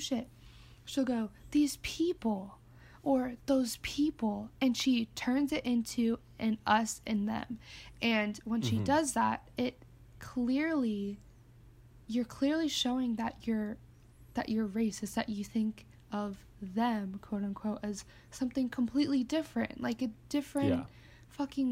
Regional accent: San Diego, California, United States; I grew up in San Diego

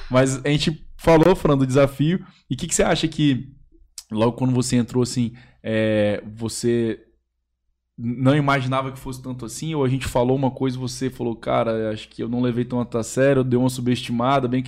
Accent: Espírito Santo, Brazil; Pedro é capixaba, eu sou capixaba também.

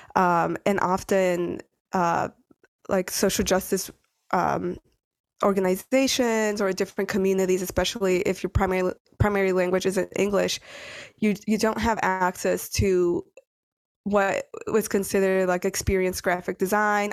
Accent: Detroit, Michigan, United States; first language Spanish; English is a second language; moved away as an adult; also born or lived in San Diego, California; now in Brooklyn, New York, United States; when I was three, we ended up moving to the suburbs of Detroit, so Metro Detroit. And that's essentially where I grew up, went to college

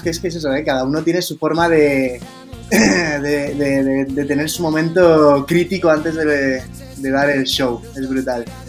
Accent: Madrid, Community of Madrid, Spain; somos de Madrid, España

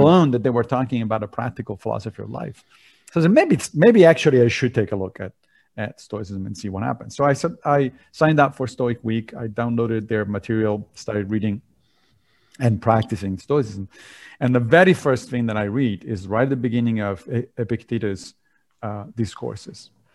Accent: Rome, Lazio, Italy; moved away; I grew up in Italy, in Rome

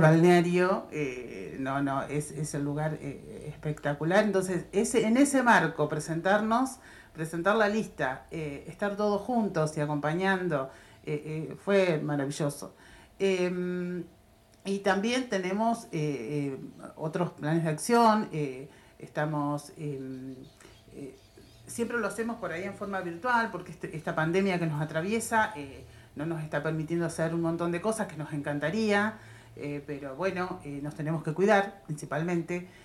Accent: Tapalqué, Buenos Aires Province, Argentina; Todos somos nativos de Tapalqué

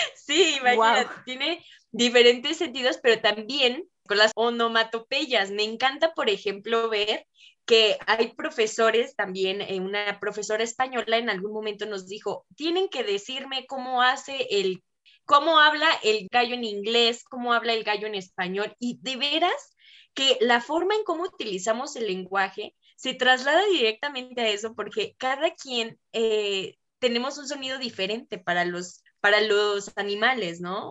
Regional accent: Mexico; yo no comprendía estando en Ecuador siendo una mexicana

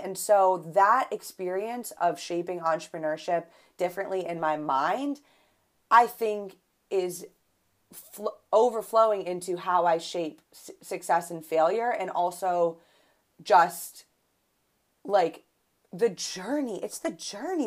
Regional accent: Buffalo, New York, United States; I'm from Buffalo, so we say pop

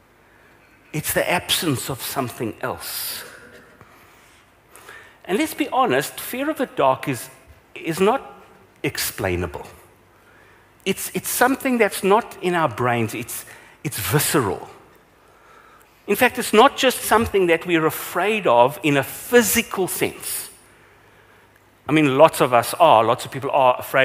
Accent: Vereeniging, Gauteng, South Africa; So I grew up in Vereeniging

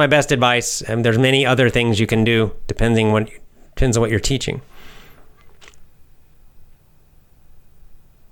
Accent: United States; Yes, I'm American

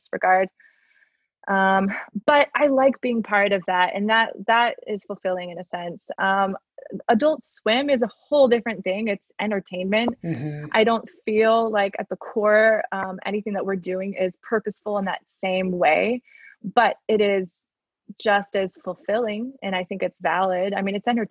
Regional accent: Miami, Florida, United States; also born or lived in China; now in Atlanta, United States; I'm from Miami originally. I've lived many years outside of Miami now

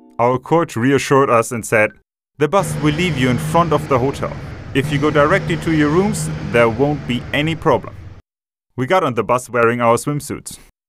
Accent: Thessaloniki, Central Macedonia, Greece; I'm 19 years old. I'm from Thessaloniki.

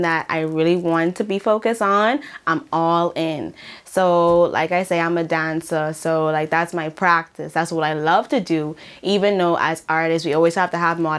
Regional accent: Nassau, New Providence, Bahamas; moved away as an adult; now in Prince Edward Island, Canada; I am from Nassau, New Providence, a small island in the Bahamas.

